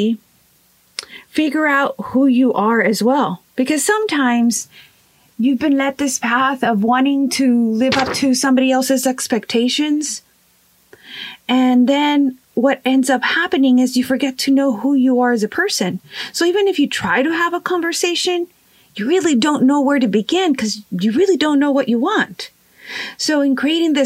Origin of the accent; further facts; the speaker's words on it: Rio Grande Valley, Texas, United States; I am from the Rio Grande Valley in the state of Texas